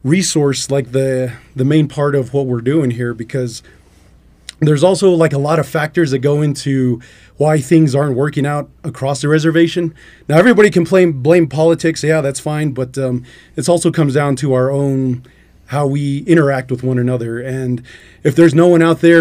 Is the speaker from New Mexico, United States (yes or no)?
yes; Albuquerque, New Mexico, United States; now in Klagetoh, United States; originally I'm from Albuquerque, but I'm out in Klagetoh because my mother, that's where she's from